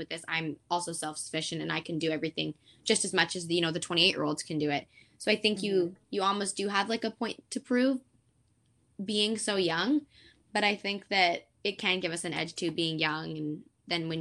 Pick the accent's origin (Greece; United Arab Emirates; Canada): Canada; born or raised there; also born or lived in Portsmouth, England